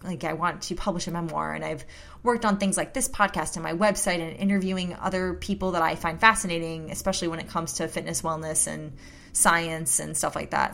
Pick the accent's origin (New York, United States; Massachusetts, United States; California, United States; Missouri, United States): Missouri, United States; St. Louis; my hometown of Saint Louis